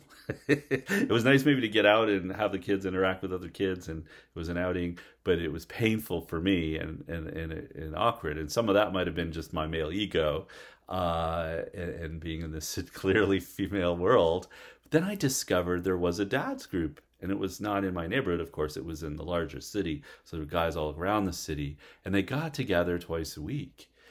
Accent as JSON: {"language": "English", "country": "Canada", "also_born_or_lived": "Alpharetta, Georgia", "moved": "as an adult", "said": "I was from Canada"}